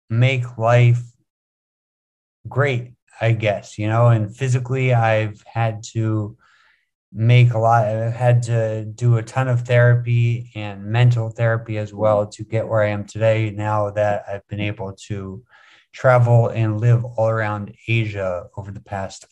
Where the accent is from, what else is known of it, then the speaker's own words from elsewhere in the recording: West Windsor, New Jersey, United States; moved away as an adult; now in Bangkok, Thailand; I'm originally from West Windsor, Princeton area, New Jersey. I was born and raised in New Jersey